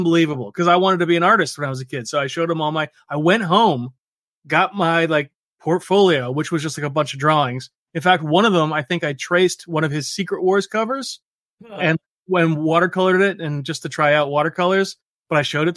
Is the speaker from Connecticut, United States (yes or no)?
yes; Hartford, Connecticut, United States; moved away as an adult; also born or lived in upstate New York / New York City; now in central Massachusetts, United States; I grew up in the Hartford, Connecticut area